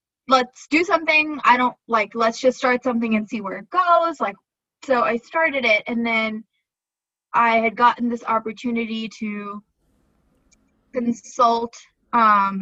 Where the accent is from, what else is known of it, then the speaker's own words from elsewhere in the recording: Ohio, United States; moved away; also born or lived in New York; I'm from Ohio